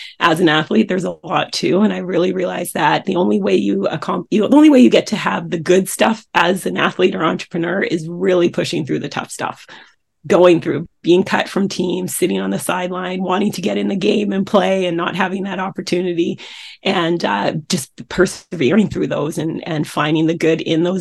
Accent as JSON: {"language": "English", "town": "Coquitlam", "region": "British Columbia", "country": "Canada", "tie": "born or raised there", "said": "I grew up in Coquitlam, British Columbia, Canada, which is a suburb of Vancouver"}